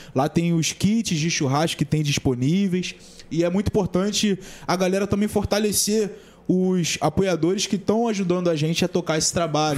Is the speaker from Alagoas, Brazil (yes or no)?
no; São Gonçalo, Rio de Janeiro, Brazil; a gente é daqui de São Gonçalo